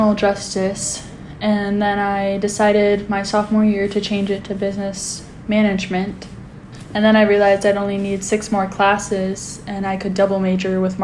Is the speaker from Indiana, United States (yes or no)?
no; Anchorage, Alaska, United States; I grew up in Anchorage, Alaska